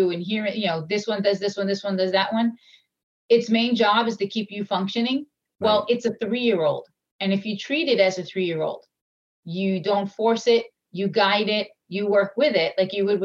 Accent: Long Island, New York, United States; I'm from Long Island

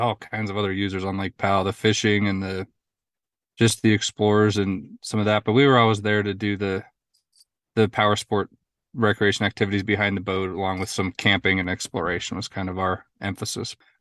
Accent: Utah, United States; also born or lived in New Harmony, Utah; Grew up in Utah. Um, I grew up in Utah County, um, Wasatch Front, and then I currently live in southern Utah in New Harmony

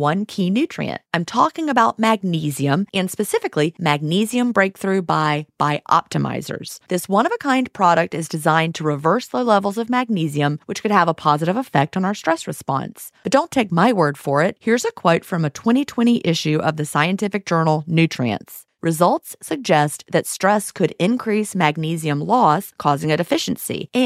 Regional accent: United States; I'm an American

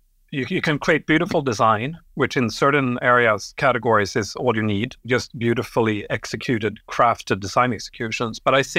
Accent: Sweden; born there; also born or lived in Europe; but I grew up in Europe. I was born in Sweden.

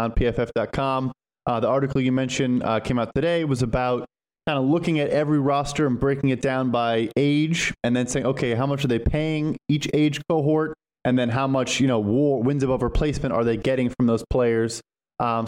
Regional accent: Chicago, Illinois, United States; I'm born and raised in Chicago, so I'm a Bears fan.

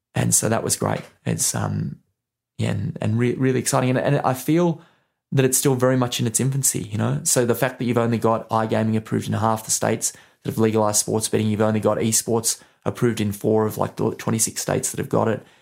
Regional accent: Australia; now in United Kingdom; I'm from Australia

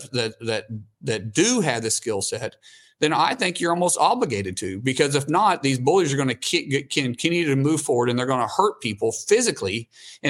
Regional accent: Oklahoma, United States; I'm a guy from Oklahoma

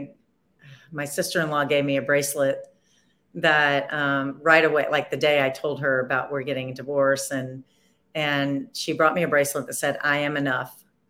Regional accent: Nashville, Tennessee, United States; I'm from Nashville

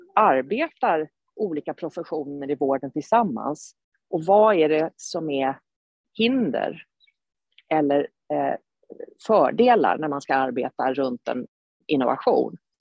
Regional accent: Sweden; som svensk

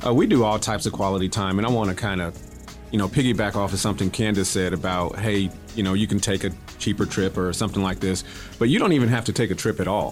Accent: Akron, Ohio, United States; moved away as an adult; now in Houston, United States; I'm originally from Akron, Ohio

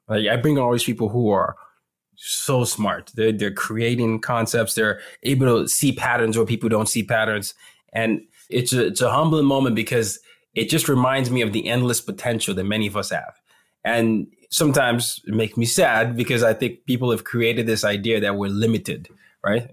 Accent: Lagos, Nigeria; Lagos is, you know, home for me. It's my hometown.

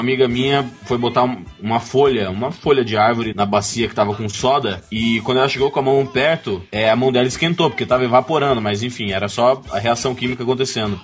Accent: Mato Grosso, Brazil; Mato Grosso, né? Eu sou do Mato Grosso

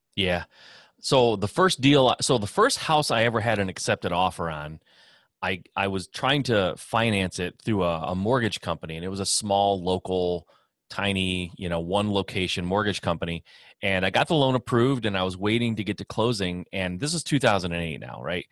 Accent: Michigan, United States; born and raised in Michigan

